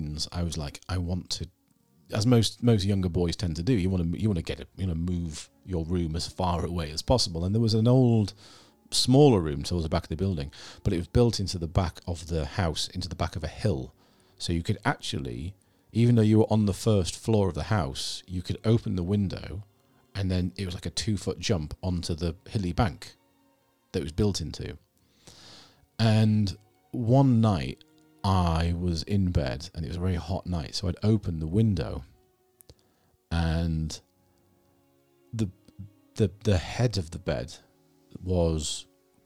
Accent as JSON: {"language": "English", "town": "Scarborough", "region": "Yorkshire and the Humber", "country": "United Kingdom", "tie": "born or raised there", "also_born_or_lived": "Edinburgh", "moved": "as an adult", "lives_now": "York, United Kingdom", "said": "I grew up in Scarborough"}